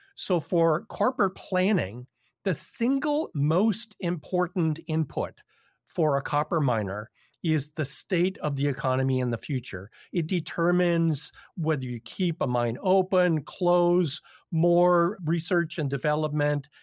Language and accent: English; Toronto, Ontario, Canada; I'm from Toronto.